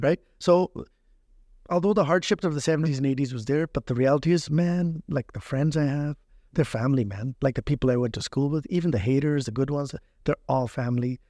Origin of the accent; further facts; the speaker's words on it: Prince Rupert, British Columbia, Canada; growing up in Prince Rupert was the best upbringing